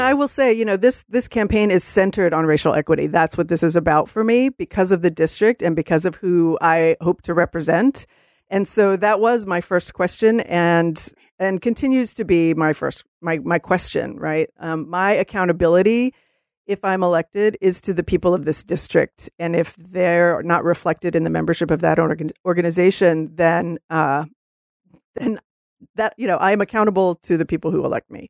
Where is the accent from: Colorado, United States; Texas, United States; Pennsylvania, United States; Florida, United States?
Texas, United States; now in Seattle, United States; I'm from Texas originally